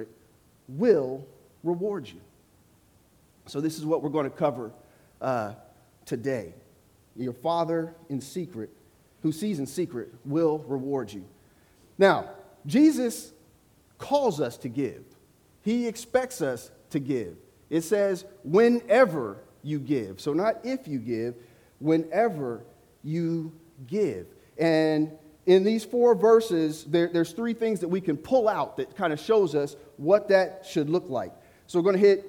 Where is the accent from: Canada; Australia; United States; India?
United States; Ohio; I am from the great state of Ohio, hence the Cincinnati shirt, right? I went to the University of Cincinnati, but I'm from Ohio. I grew up in the country